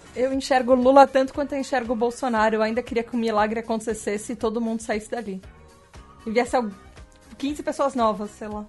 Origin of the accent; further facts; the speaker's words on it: Brazil; eu sou brasileira